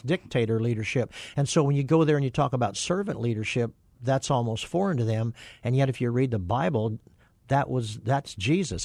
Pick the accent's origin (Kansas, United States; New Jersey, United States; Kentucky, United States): Kansas, United States; moved away; I grew up on a farm in Kansas